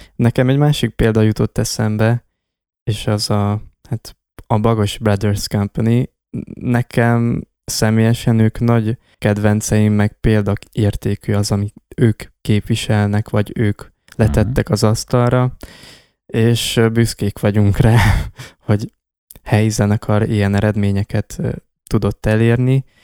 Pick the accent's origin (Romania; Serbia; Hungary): Romania; Miercurea Ciuc, Harghita County; a város, a Csíkszereda vagy a térség, ahonnan származunk